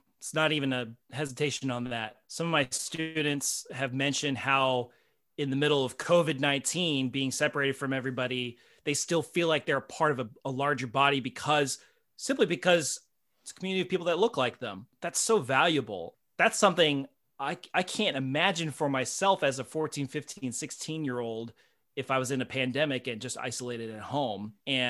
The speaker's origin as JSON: {"language": "English", "country": "United States", "said": "That's been a very hard bridge to cross culturally for me because I'm so American."}